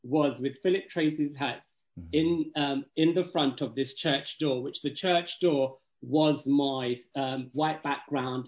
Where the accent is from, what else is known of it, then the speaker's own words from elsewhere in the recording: Kent, South East England, United Kingdom; also born or lived in Woolwich; I grew up in Kent